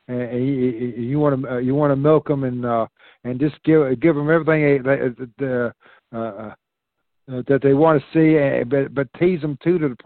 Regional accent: Virginia, United States; I grew up in Virginia

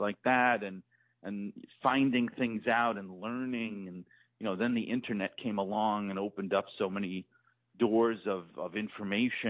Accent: Northeast, United States; I grew up in the Northeast

